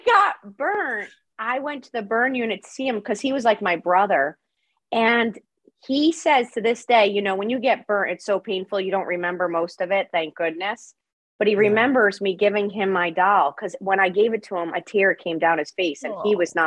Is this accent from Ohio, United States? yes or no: no; Connecticut, United States; I am from Connecticut, from a small town on the coastline of Connecticut